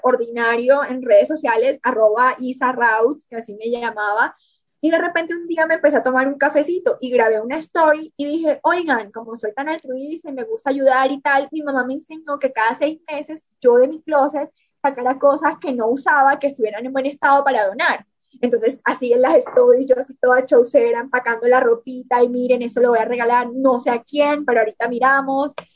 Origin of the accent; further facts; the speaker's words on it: Montelíbano, Córdoba, Colombia; accent: costeño; moved away as an adult; also born or lived in Barranquilla / Medellín; now in Mexico; nací en Montería, Córdoba, crecí en Montelíbano, Córdoba